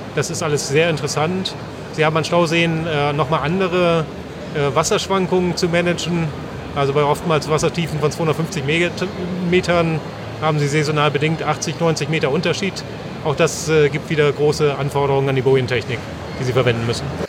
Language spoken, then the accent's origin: German; Northern Germany, Germany; als Norddeutscher